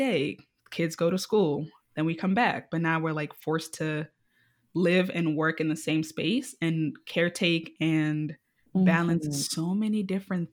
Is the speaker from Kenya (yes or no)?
yes; Nairobi, Kenya; now in United States; I was born and raised in Nairobi, Kenya